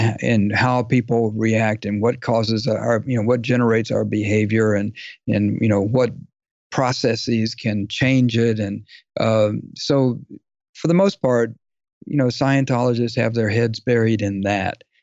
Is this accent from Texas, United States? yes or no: yes; Dallas, Texas, United States; I grew up in Dallas